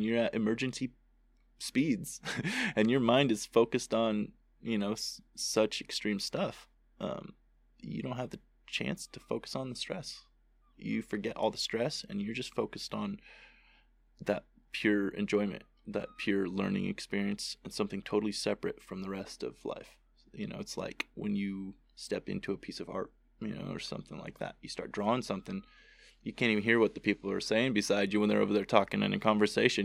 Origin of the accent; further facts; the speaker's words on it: United States; I was born in Tahoe